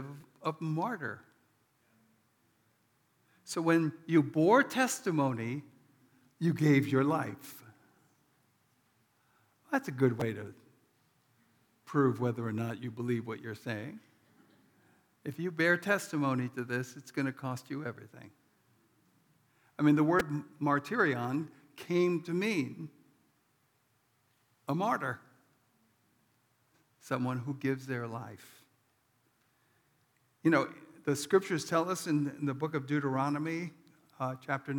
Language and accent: English; New York City, New York, United States; moved away; I'm from New York City